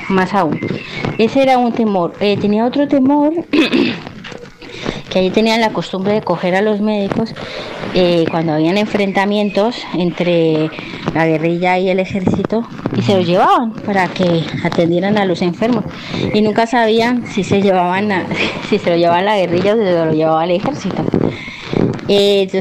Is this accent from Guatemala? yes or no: no; Llanos Orientales, Colombia; moved away; also born or lived in Cali, Colombia; cuando yo era pequeña, aunque yo nací en Cali, vivimos en los llanos eh, mucho tiempo, ¿vale? Desde mis cinco años o cuatro, hasta que yo cumplí 12.